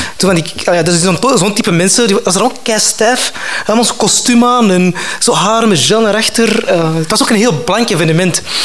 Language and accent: Dutch; Antwerp, Flanders, Belgium; ik kom van Antwerpen. Uh, dus dat is zo over de Schelde